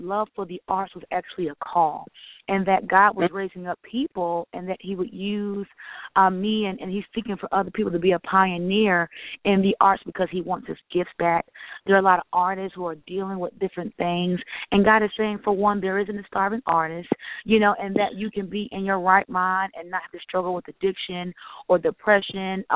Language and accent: English; Philadelphia, Pennsylvania, United States; now in Atlanta, United States; I'm initially from Philadelphia